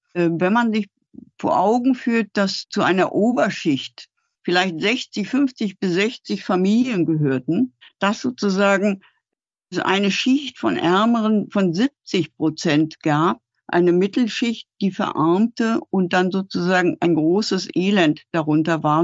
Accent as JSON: {"language": "German", "town": "Frankfurt am Main", "region": "Hesse", "country": "Germany", "tie": "born or raised there", "said": "ich bin in Frankfurt am Main aufgewachsen und zur Schule gegangen"}